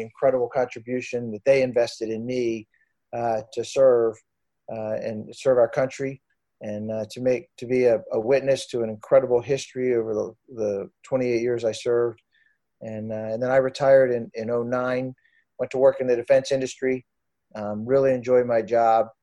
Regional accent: Annapolis, Maryland, United States; I was born in Annapolis, Maryland, and grew up in Annapolis

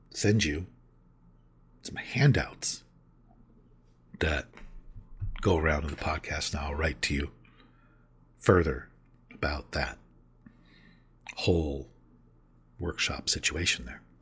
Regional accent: Mobile, Alabama, United States; now in York, United States; I'm originally from Mobile, Alabama, and did six years of recovery there. Then I found myself in York, Pennsylvania, and I've done five years of recovery there.

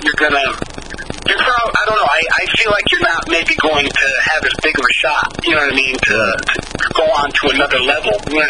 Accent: Michigan, United States; I am from Michigan

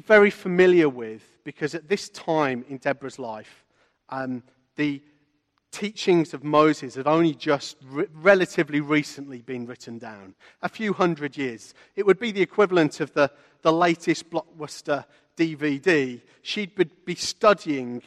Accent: Walsall, West Midlands, United Kingdom; I grew up in a town called Walsall, which is north of Birmingham, not in Poland.

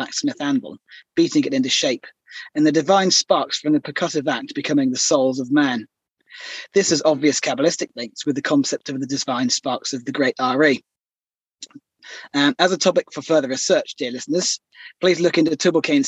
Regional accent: Weymouth, South West England, United Kingdom; moved away; my hometown of Weymouth in Dorset

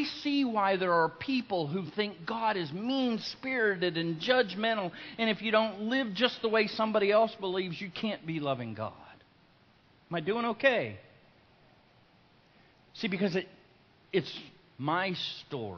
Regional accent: Lake Wales, Florida, United States; I'm from Lake Wales, and I was attending Lake Wales High School

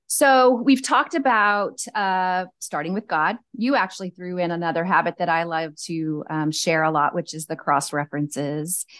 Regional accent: Cajun, Louisiana, United States; I'm just a Cajun girl

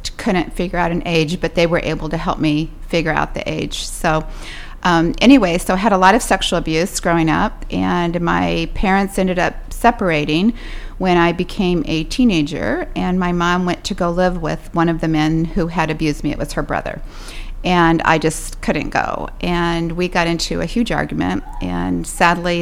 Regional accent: Pekin, Illinois, United States; I was raised here in Pekin

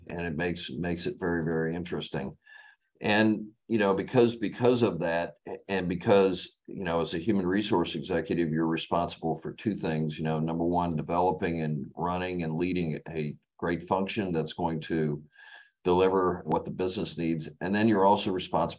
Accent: West Palm Beach, Florida, United States; also born or lived in Massachusetts / New Jersey / DeLand, Florida / Auburn, Alabama; I grew up in West Palm Beach, Florida, after living in the Northeast, Massachusetts and New Jersey for, the first 5 years of my life

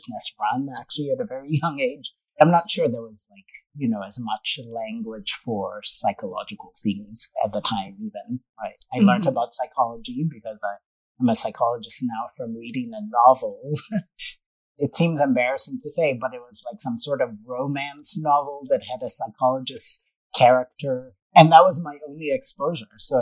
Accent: Kenya; I grew up in Kenya, started swimming at a really young age

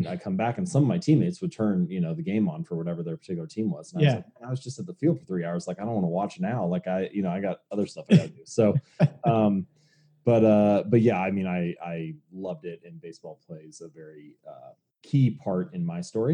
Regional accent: Cincinnati, Ohio, United States; I was born and raised in Cincinnati

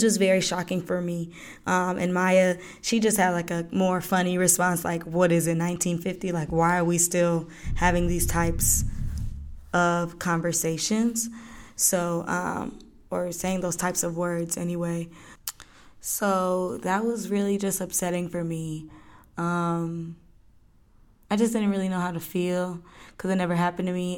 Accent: Lithonia, Georgia, United States; also born or lived in Florida; I was born in Florida, but I'm from Latonia, Georgia.

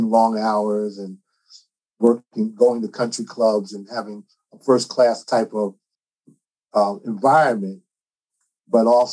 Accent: East Orange, New Jersey, United States; also born or lived in Newark, New Jersey; now in California, United States; I was born in Newark and grew up in East Orange

